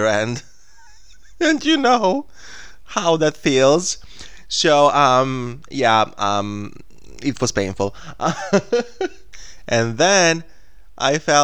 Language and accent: English; Smederevo, Podunavlje District, Serbia; English is a second language; in my hometown